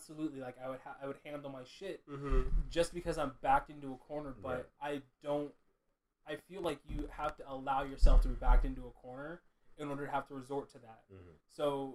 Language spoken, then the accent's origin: English; Westminster, California, United States; born or raised there